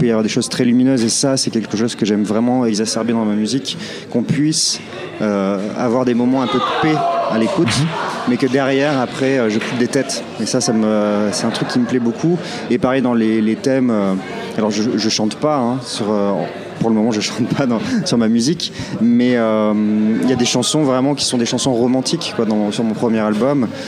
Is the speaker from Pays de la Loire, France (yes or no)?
no; Clermont-Ferrand, Auvergne-Rhône-Alpes, France; à Clermont-Ferrand, mhm. dans ma ville natale